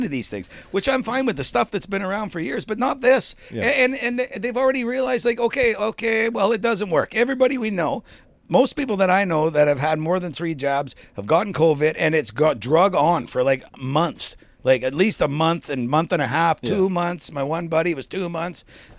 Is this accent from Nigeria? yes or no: no; Canada; As part of being being a Canadian, but that's going away to the wayside.